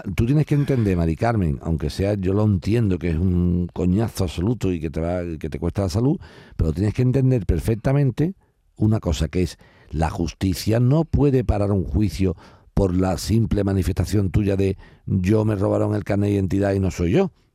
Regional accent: Spain; yo como español

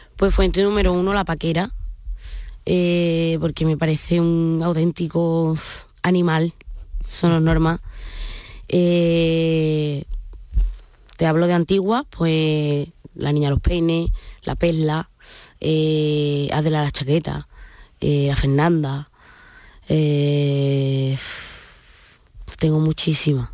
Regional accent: Jerez de la Frontera, Andalusia, Spain; orgullosísima de ser andaluza, de venir de donde vengo y además a donde voy lo llevo a legua

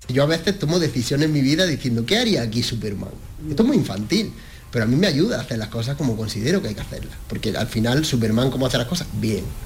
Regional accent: the Alpujarra, Andalusia, Spain; now in Granada, Spain; yo me he criado en la Alpujarra, mi forma artística nace de la inspiración de mi tierra

